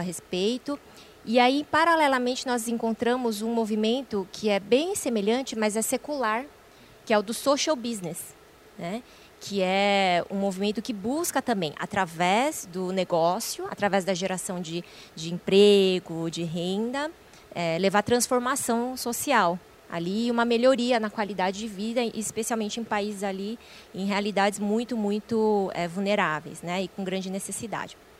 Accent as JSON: {"language": "Portuguese", "country": "Brazil", "tie": "born or raised there", "said": "eu já sou brasileira, nasci aqui"}